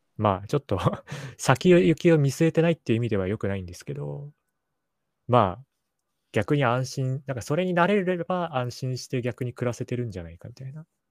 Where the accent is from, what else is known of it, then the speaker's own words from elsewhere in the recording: Sapporo, Hokkaido, Japan; now in Tokyo, Japan; 札幌っていうところで育ってたんで